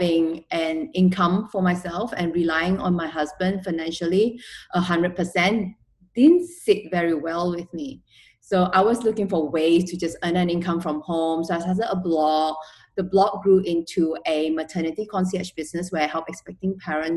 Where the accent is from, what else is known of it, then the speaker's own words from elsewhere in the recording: Malaysia; also born or lived in Australia; now in Singapore; I am originally from Malaysia and I lived in Australia for a few years. My husband's Australian and we're now living in Singapore.